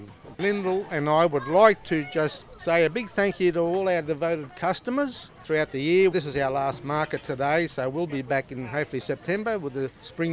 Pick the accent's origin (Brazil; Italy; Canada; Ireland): Italy; Sicily; now in Australia; Yes, I was born in Sicily a long time ago.